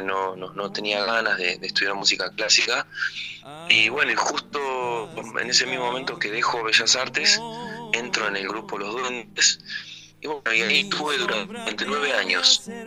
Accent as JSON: {"language": "Spanish", "town": "Pellegrini", "region": "Buenos Aires Province", "country": "Argentina", "tie": "born or raised there", "moved": "as an adult", "lives_now": "La Plata, Argentina", "said": "yo nací en Pellegrini, provincia de Buenos Aires, ahí cerquita de Trenquelauquen y Santa Rosa La Pampa"}